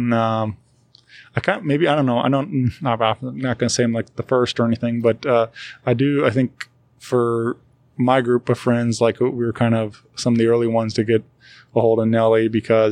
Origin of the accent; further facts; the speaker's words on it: Wentzville, Missouri, United States; I grew up in Wentzville area